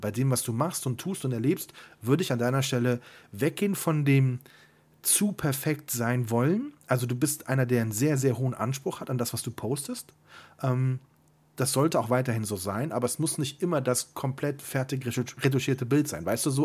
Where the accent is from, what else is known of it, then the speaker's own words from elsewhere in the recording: Siegburg, North Rhine-Westphalia, Germany; moved away; Ich komme ja aus Siegburg und war viel zu selten da. Und immer wenn ich zu Hause bin, fahre ich tatsächlich immer noch mal die alten Straßen lang, wo ich früher gewohnt habe